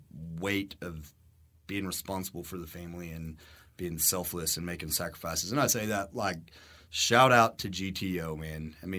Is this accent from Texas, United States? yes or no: yes; Texas, United States; Where are you from? Oh, we're down in Garza County.